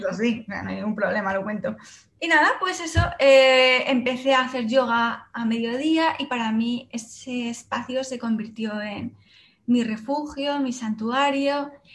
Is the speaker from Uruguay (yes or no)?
no; Salamanca, Castile and León, Spain; moved away as an adult; also born or lived in Madrid; yo soy de Salamanca, pero me fui a estudiar a Madrid